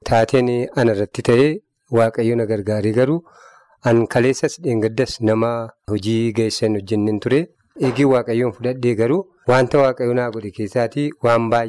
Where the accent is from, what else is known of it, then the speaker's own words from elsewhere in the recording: West Wollega, Oromia, Ethiopia; now in Sasiga, East Wollega, Ethiopia; iddoo dhalooti kootii wallaggaa lixaa